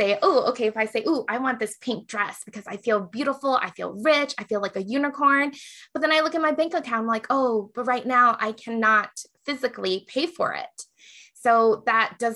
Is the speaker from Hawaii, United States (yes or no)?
yes; Hawaii, United States; now in Las Vegas, United States; I grew up in Hawaii and Asians were the majority